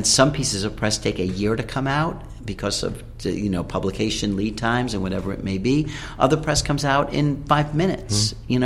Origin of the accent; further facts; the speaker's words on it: New York City, New York, United States; as a New Yorker, you know, I'm born in Flushing and I've been, you know, in New York for my entire life.